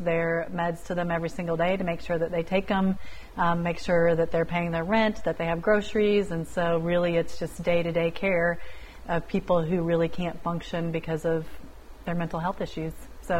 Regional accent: Kentucky, United States; moved away as an adult; now in Iowa, United States; even though I grew up in Kentucky. And so that's how I ended up back in Iowa after, several generations of our family lived here.

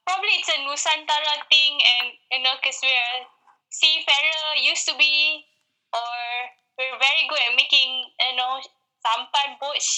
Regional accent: Malaysia; now in Australia; as a Malaysian that lives in Aussie

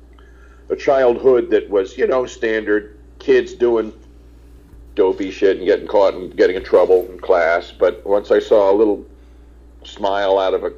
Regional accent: New York, United States; also born or lived in Englewood, New Jersey; I grew up in New York and then right across from it, Englewood, New Jersey

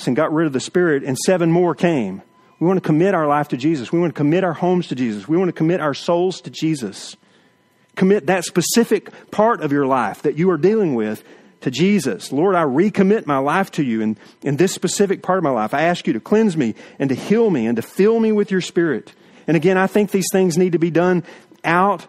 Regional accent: East Texas, United States; We grew up in East Texas in the woods hunting

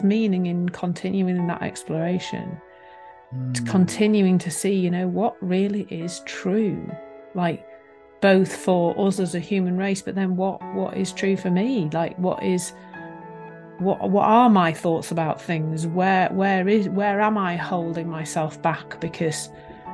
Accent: Leeds, Yorkshire and the Humber, United Kingdom; I was born in Leeds, actually, probably not that far from where I live now

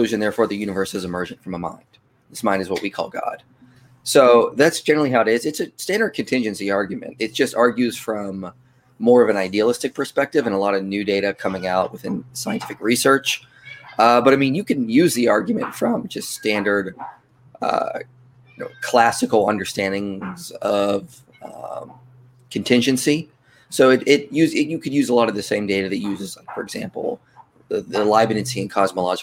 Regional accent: Pennsylvania, United States; now in Tucson, United States; I live in Tucson now, so I'm from Pennsylvania, but I don't live there now

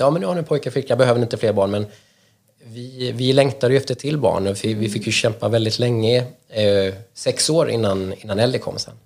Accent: Småland, Sweden; moved away as an adult; now in Stockholm, Sweden; Jag är uppvuxen i Småland men har bott i mm. Stockholm mm. cirka 20 år nu

